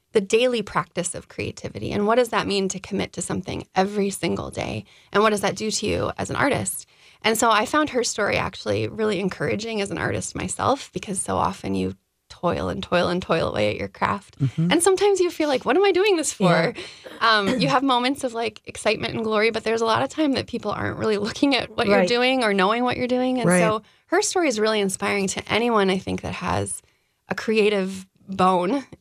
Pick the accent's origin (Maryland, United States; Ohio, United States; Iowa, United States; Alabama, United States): Iowa, United States; Des Moines; also born or lived in Twin Cities, Minnesota; now in Minneapolis, United States; I'm from the Midwest, I grew up in Des Moines, and then I've lived here for a long time